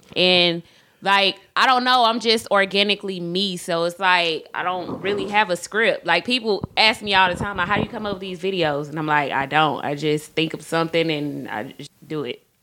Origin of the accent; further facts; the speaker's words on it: College Park, Georgia, United States; I grew up on the south side of Atlanta College Park.